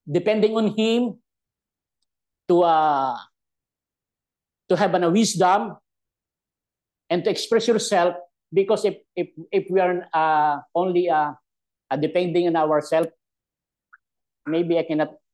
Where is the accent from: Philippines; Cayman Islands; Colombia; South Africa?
Philippines; English is a second language; as a Filipino